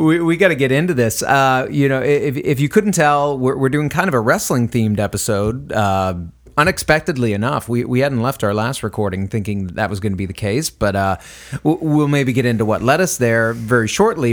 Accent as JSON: {"language": "English", "region": "Northeast", "country": "United States", "moved": "yes", "lives_now": "South Texas, United States", "said": "I'm from the Northeast"}